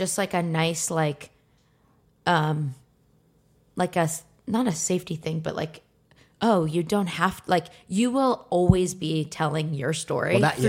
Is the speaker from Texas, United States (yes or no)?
no; Philadelphia, Pennsylvania, United States; Because I'm from Philly.